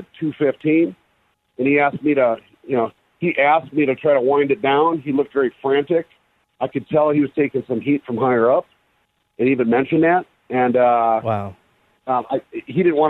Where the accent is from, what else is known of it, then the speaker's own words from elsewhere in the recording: Minneapolis, Minnesota, United States; I grew up in Minneapolis, went to school, University of Minnesota. I spent 20 years right there